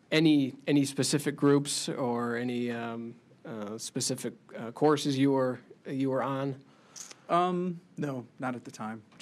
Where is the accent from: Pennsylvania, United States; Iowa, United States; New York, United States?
Iowa, United States; Cedar Rapids; in Cedar Rapids, Iowa.